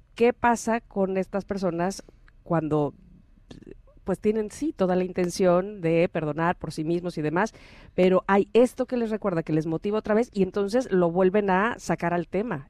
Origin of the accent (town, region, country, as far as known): Mexico